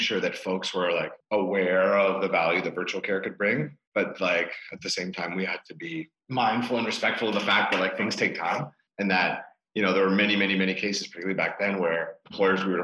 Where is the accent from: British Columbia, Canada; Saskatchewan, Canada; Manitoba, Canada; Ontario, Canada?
Ontario, Canada; Toronto; first language English; now in Quebec, Canada; I'm a Torontonian living in Quebec. Like I speak French, but it's not my native tongue.